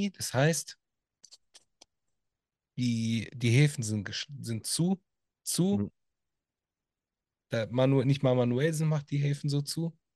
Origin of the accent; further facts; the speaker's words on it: Italy; Und äh, als Italiener sage ich auch ein ganz großes Scheiß auf Mussolini.